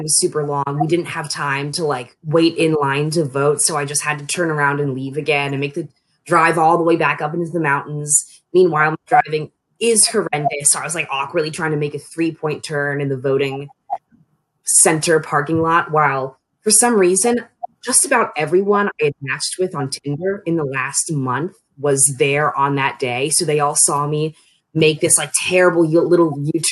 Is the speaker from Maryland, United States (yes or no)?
yes; Annapolis, Maryland, United States; moved away as an adult; also born or lived in Frostburg, Maryland; I'm from the Annapolis region of Maryland